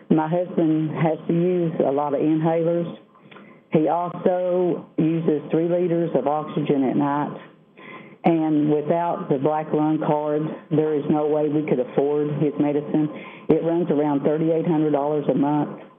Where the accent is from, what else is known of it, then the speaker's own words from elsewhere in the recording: Southwest Virginia, United States; I am from Southwest Virginia